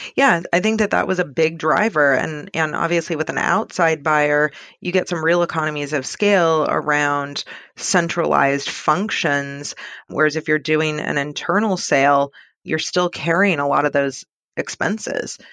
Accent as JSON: {"language": "English", "town": "Seattle", "region": "Washington", "country": "United States", "tie": "born or raised there", "moved": "yes", "lives_now": "San Francisco, United States", "said": "I grew up in Seattle"}